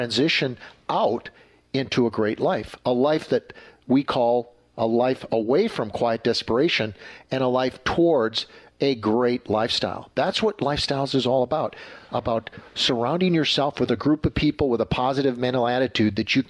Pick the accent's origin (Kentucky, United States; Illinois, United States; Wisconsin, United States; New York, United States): Wisconsin, United States; Green Bay; I grew up in the Green Bay area